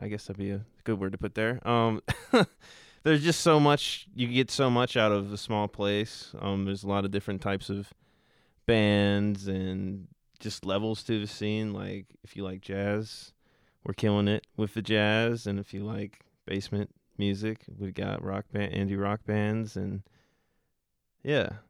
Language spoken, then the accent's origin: English; Richmond, Virginia, United States; we're all from Richmond